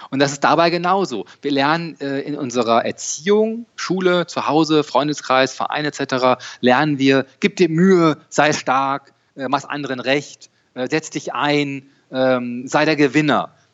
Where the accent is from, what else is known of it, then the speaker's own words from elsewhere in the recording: Dortmund, North Rhine-Westphalia, Germany; born there; äh, 44 Jahre alt, geboren in Dortmund, äh, Fan von Borussia Dortmund.